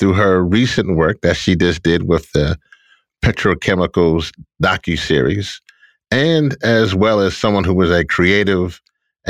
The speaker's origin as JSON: {"language": "English", "region": "Louisiana", "country": "United States", "tie": "born or raised there", "said": "Louisiana, my home state"}